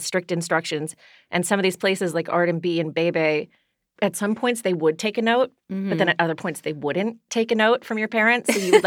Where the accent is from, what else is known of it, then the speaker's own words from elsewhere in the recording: Washington, District of Columbia, United States; I'm from Washington, D.C.